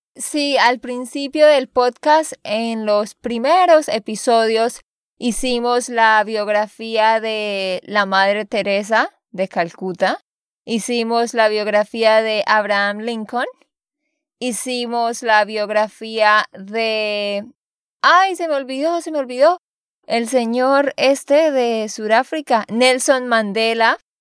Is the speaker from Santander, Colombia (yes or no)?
yes; Santander, Colombia; de Santander, Colombia